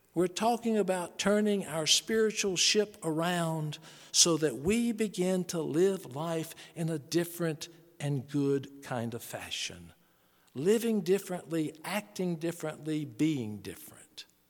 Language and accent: English; Charlotte, North Carolina, United States; born or raised there